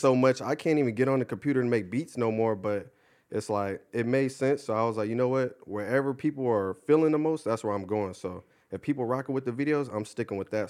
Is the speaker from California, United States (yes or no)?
yes; Ontario, California, United States; also born or lived in Upland, California; I went to, uh, high school in Upland, but I'm originally from Ontario